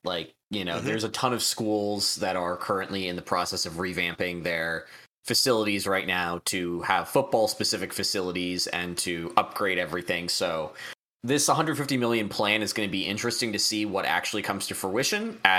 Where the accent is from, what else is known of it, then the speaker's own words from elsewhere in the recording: Erie, Pennsylvania, United States; now in Syracuse, United States; Listen, I grew up in Erie. I thought I was ready for snow and cold, and I was.